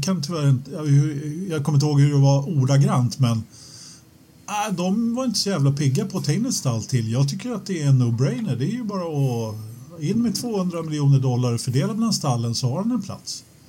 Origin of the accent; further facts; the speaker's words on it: Sweden; jag, som svensk